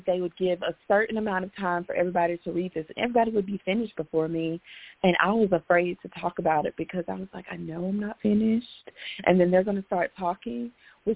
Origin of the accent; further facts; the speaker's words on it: Memphis, Tennessee, United States; now in Chattanooga, United States; I grew up in Memphis, Tennessee